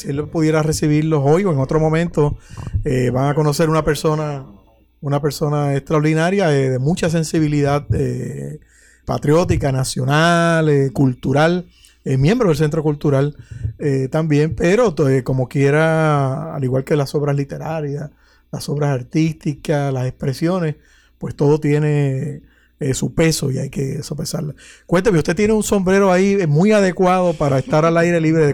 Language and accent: Spanish; Puerto Rico; yo soy de allá de Guaunico